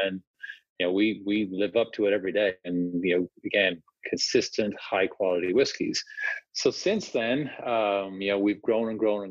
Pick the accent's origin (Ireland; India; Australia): Ireland; Dublin, Leinster; moved away as an adult; now in United States; I grew up in Dublin